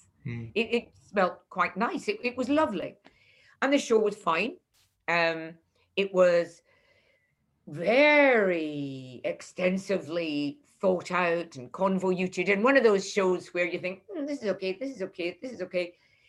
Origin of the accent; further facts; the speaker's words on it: Leith, Scotland, United Kingdom; And why does nobody ever talk about Scottish comics? Nobody came to review me and I'm from Leith.